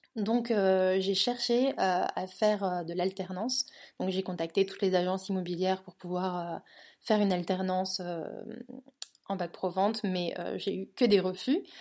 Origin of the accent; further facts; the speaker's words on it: northern France, France; also born or lived in Toulouse / London; now in Barcelona, Spain; je suis originaire du nord de la France à la base, euh, mais ensuite j'ai vécu 10 ans à Toulouse